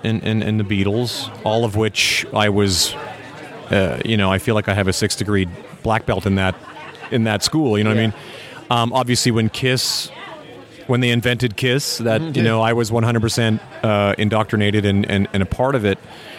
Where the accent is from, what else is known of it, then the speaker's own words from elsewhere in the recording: Canada; I came from Canada. I had a band back in the 90s called … that did really well.